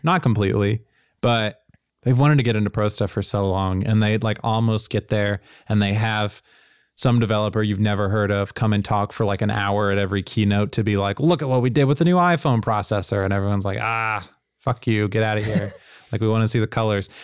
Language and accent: English; Tennessee, United States; I grew up in Tennessee